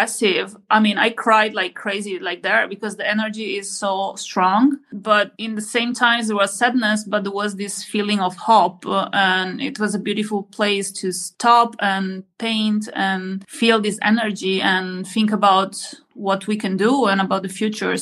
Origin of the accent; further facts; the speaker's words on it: Trieste, Friuli-Venezia Giulia, Italy; I'm from Trieste in the northeast.